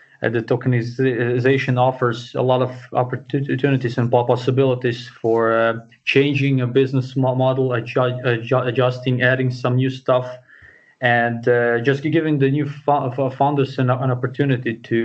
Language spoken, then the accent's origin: English; Croatia; now in Switzerland; I'm originally from Croatia and living in Switzerland right now